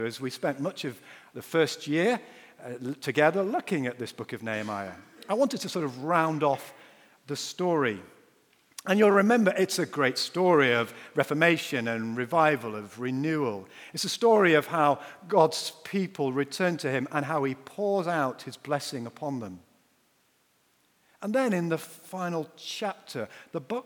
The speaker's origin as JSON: {"language": "English", "region": "Yorkshire and the Humber", "country": "United Kingdom", "said": "I'm a Yorkshireman"}